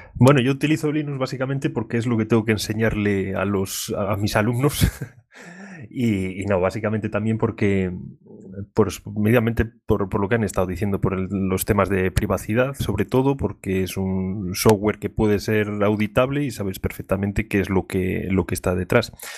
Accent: León, Castile and León, Spain; soy de León

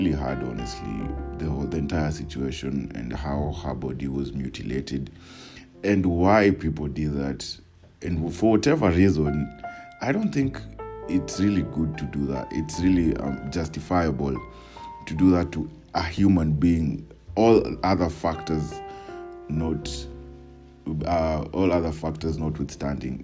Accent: Nairobi, Kenya; I was living in Woodley Estate, just close to Kibera. We had moved from Kibera

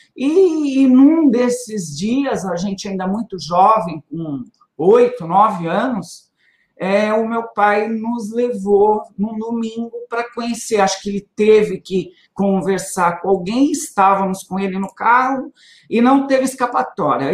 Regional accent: São Paulo, Brazil; moved away as an adult; now in Guarulhos, Brazil; eu saí de Guarulhos muito cedo, com três anos de idade. O meu pai, por causa de trabalho, teve que mudar para São Paulo. Então a gente passou a morar em São Paulo.

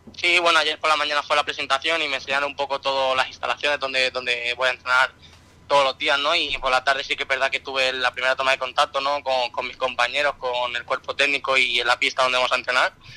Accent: Mallorca, Balearic Islands, Spain; now in Antequera, Spain; yo soy mallorquín, pero bueno, tengo toda la familia que es de Jerez, aquí de Andalucía, de Cádiz entonces yo tengo, soy, soy mallorquín porque he nacido, allí

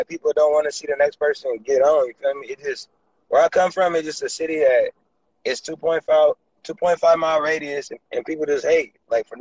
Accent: East Palo Alto, California, United States; I'm from the Bay Area, East Palo Alto, California

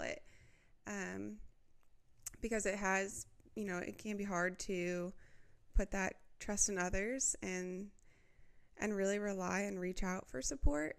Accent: Midwest, United States; growing up in the Midwest

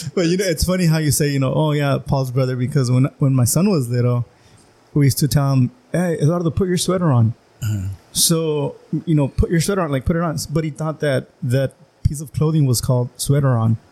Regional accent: Calexico, California, United States; I grew up in in Las Pichoneras, you know, low income

